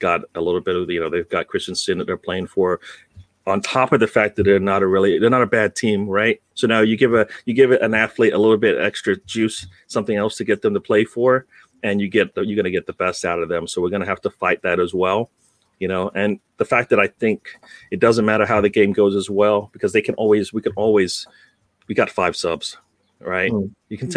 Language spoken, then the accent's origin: English; United Kingdom; now in United States; I am in USA, but I'm British born